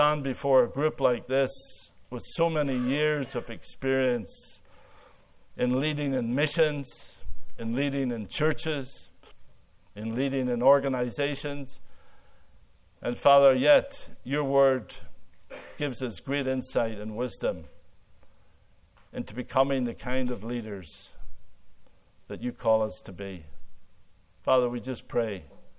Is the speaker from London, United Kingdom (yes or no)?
no; Northern Ireland, United Kingdom; moved away as an adult; now in Canada; growing up in Ireland